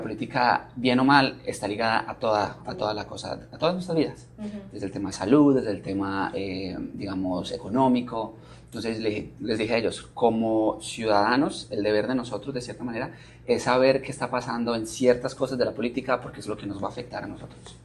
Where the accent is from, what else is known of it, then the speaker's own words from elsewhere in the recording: Manizales, Caldas, Colombia; moved away; vengo de una ciudad que se llama Manizales, eh, en Colombia